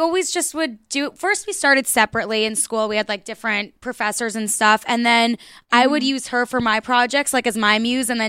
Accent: New Jersey, United States; moved away as an adult; also born or lived in New York; now in Los Angeles, United States; We grew up in New Jersey.

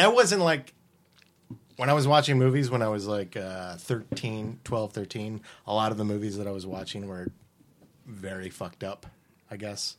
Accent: Winchester, Virginia, United States; moved away; also born or lived in Richmond, Virginia; I grew up in Winchester

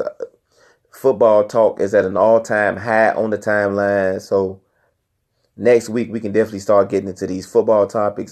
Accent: Newport News, Virginia, United States; I come from Nupa News, Virginia

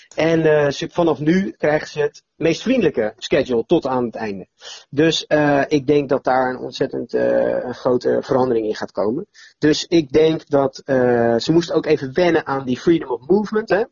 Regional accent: Netherlands; als Nederlanders dan en als Europeanen

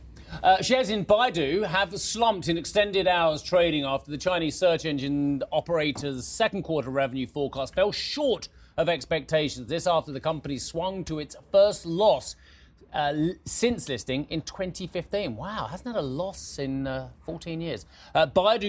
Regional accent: United Kingdom; being a Brit who's allowed to take part in the European elections

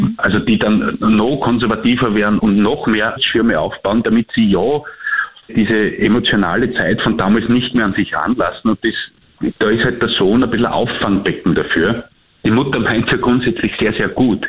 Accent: Austria; als Österreicher

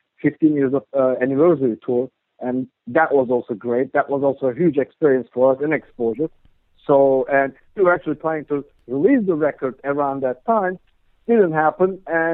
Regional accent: Istanbul, Turkey; moved away as an adult; now in New Jersey, United States; I'm originally from Istanbul, Turkey.

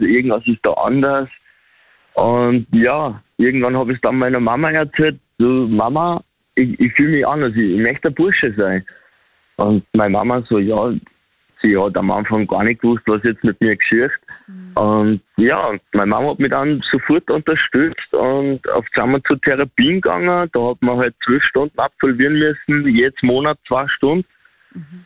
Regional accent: Upper Austria, Austria; ich komme aus Oberösterreich

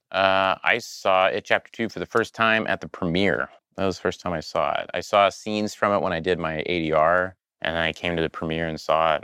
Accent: Oklahoma, United States; I grew up in Oklahoma around a lot of fundamentalist Christian people

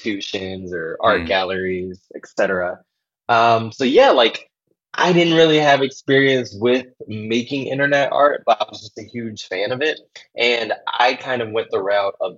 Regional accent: Washington, District of Columbia, United States; moved away as an adult; also born or lived in North Carolina; now in New York, United States; I'm from Washington, D.C. and the Maryland, D.C. metropolitan area. Well, actually, I'm from North Carolina, but I moved to Maryland and D.C. when I was like young

